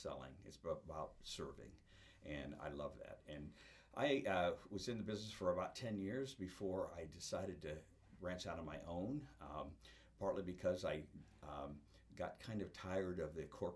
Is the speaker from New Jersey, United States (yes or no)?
no; Iowa, United States; moved away as an adult; also born or lived in Florida / Minnesota; I grew up in Iowa and started in this business in Iowa